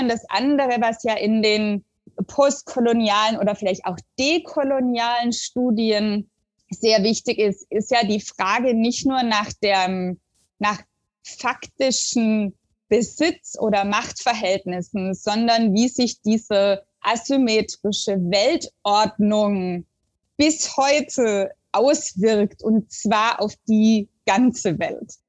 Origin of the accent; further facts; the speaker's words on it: the area near Stuttgart, Baden-Württemberg, Germany; moved away as an adult; also born or lived in Sweden / Oslo, Norway; now in Aarhus, Denmark; das ist so ein, so ein Schulverein in Stuttgart mit einer Außenstelle in der Gegend, wo ich herkomme